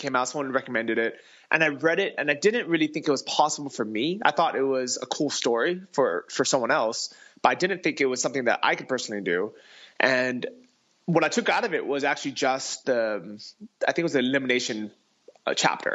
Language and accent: English; San Francisco, California, United States; moved away as an adult; also born or lived in Thailand; I grew up in San Francisco.